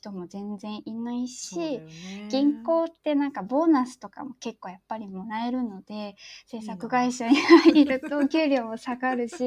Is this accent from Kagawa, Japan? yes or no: yes; Shodoshima, Kagawa, Japan; moved away as an adult; also born or lived in Kyoto; now in Tokyo, Japan; 私小豆島っていうところ出身で、